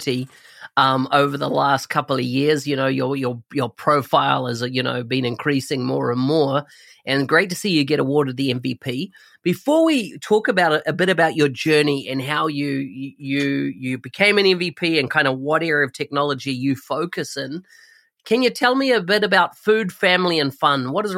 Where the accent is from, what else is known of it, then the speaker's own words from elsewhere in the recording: New Zealand; New Zealand, my home country